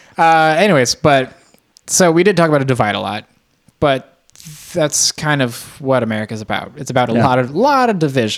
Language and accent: English; United States; I'm American.